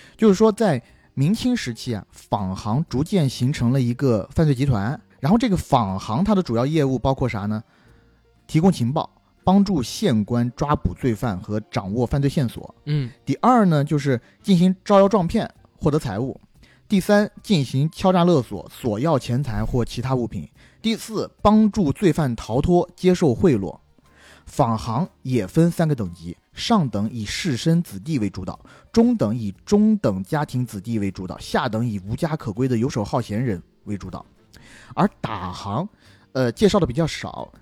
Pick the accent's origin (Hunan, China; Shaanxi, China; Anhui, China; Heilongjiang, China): Anhui, China; Huangshan; 我作为一个 黄山徽州人士，我看这部剧特别地亲切